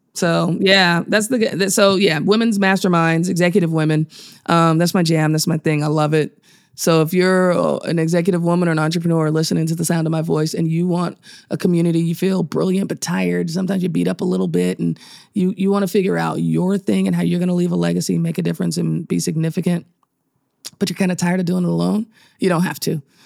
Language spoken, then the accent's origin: English; Chicago, Illinois, United States; I was born in Chicago